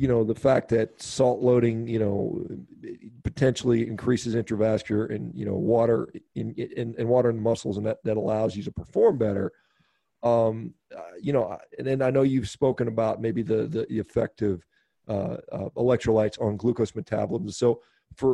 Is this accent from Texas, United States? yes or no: yes; Texas, United States; I grew up in Texas, and I spent a lot of time in Houston.